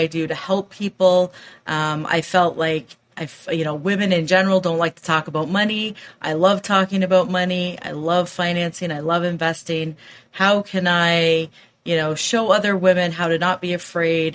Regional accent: Waterloo, Ontario, Canada; I'm from Waterloo, Ontario, Canada

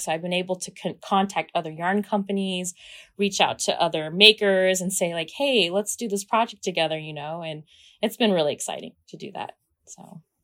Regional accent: Kansas, United States; I'm from Kansas, I grew up watching The Wizard of Oz

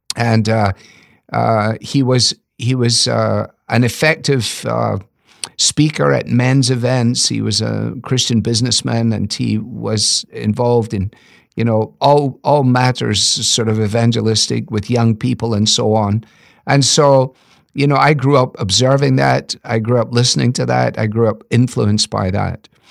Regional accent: Scotland, United Kingdom; moved away; as a Scottish boy

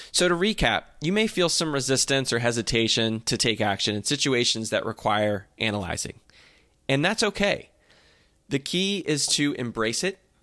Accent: New Jersey, United States; from where I grew up in Jersey

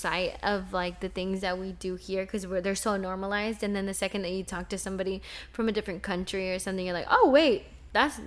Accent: Texas, United States; also born or lived in Mexico; my brother was born in a hospital in the hometown that I grew up in Texas

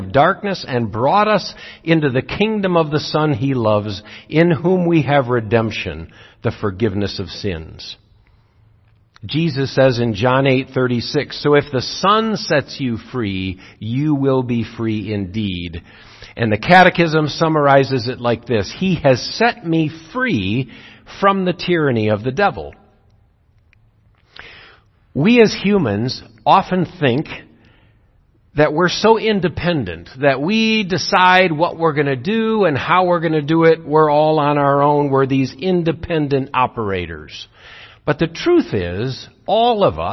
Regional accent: Zeeland, Michigan, United States; When I grew up in Zeeland, everyone went to church every Sunday

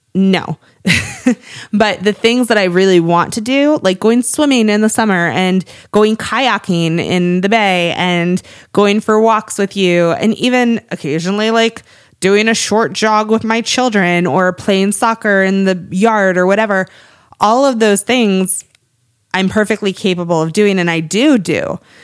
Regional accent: Cape Cod, Massachusetts, United States; moved away; I am from Cape Cod

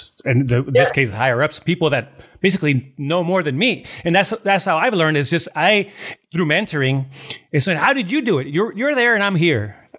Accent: Tijuana, Baja California, Mexico; moved away as an adult; also born or lived in San Diego / New York City; I grew up in Tijuana in Mexico, and then worked in Tijuana, San Diego for a long time.

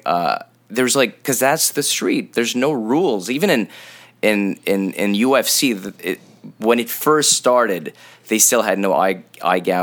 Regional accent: Montreal, Quebec, Canada; we're from Montreal, so there's snow

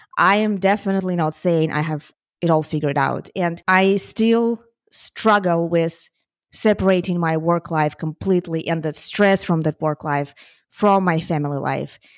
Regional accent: Ukraine; moved away; I'm from Ukraine, and my family is still in Ukraine

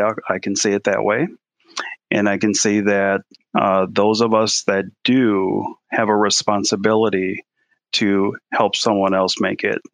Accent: Milwaukee, Wisconsin, United States; moved away as an adult; also born or lived in Austin; we're born, my wife and I, Celeste, we're born and raised in Milwaukee. We went through Milwaukee public schools, both of us.

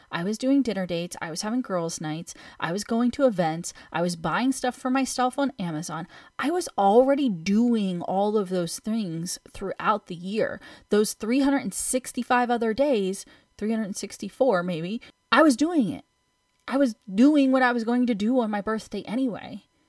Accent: United States

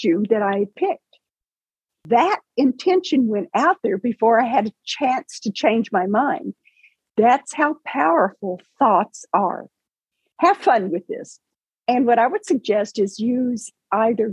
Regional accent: Paducah, Kentucky, United States; I was working and living and working in my hometown of Paducah, Kentucky

